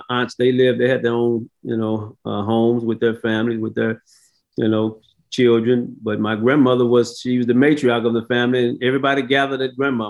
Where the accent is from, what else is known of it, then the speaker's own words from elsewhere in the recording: St. Louis, Missouri, United States; as a kid, I grew up in the inner city of St. Louis, a little bit south of Ferguson, Missouri.